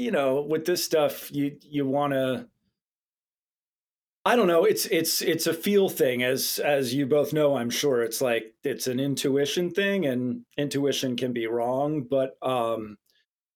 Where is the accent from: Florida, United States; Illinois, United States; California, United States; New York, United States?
California, United States; Southern; I grew up here in... my family moved out here when I was like 11 years old. So pretty much grew up out here